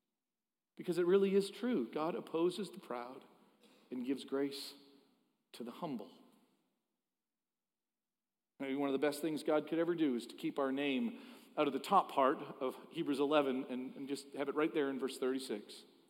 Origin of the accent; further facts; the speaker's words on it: Philadelphia, Pennsylvania, United States; I am from Philadelphia. But my Savior is not. He is from Bethlehem.